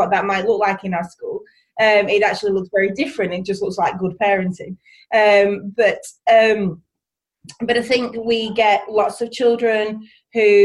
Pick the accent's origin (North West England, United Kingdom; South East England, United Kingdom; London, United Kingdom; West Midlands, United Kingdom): North West England, United Kingdom; East Lancashire; accent: East Lancashire; from Barrowford Primary School, which is in East Lancashire. You'll probably be able to get that from the accent